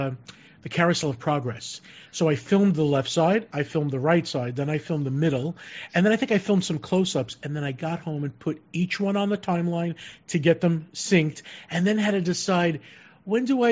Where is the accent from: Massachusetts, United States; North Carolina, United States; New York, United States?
New York, United States; Long Island; moved away; I'm from the East Coast, from Long Island